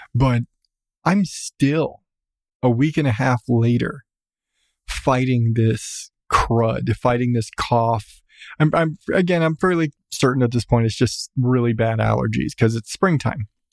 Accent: Southwest, United States; I come from Southwest.

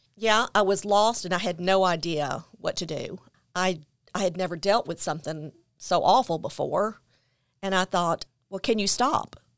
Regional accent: Memphis, Tennessee, United States; I grew up in Memphis, Tennessee.

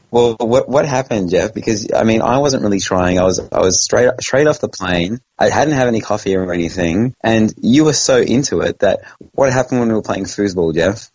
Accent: Australia; moved away; I'm from Australia

